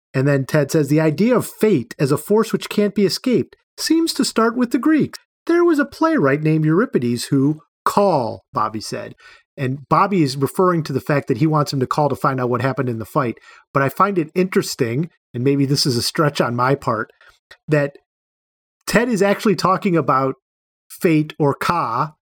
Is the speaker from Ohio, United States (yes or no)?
yes; Cleveland, Ohio, United States; I grew up in Cleveland, so I'm an Indians fan